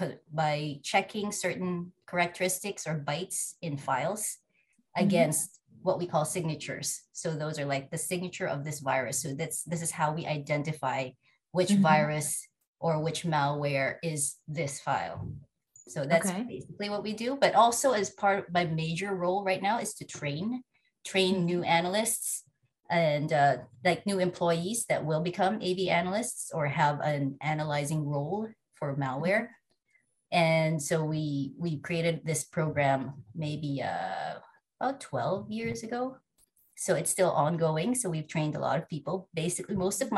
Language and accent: English; Philippines; now in Canada; I was born and raised in the Philippines, and I'm now living in Canada with my husband and two young boys